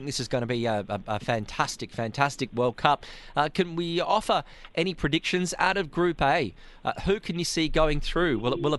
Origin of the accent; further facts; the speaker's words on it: Sydney, New South Wales, Australia; I'm from Sydney.